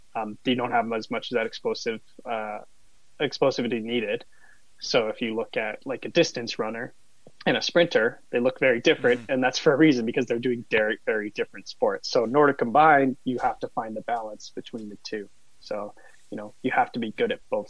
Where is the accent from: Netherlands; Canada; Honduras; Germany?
Canada; Calgary, Alberta; I grew up in Calgary, just about 10 minutes from Canada Olympic Park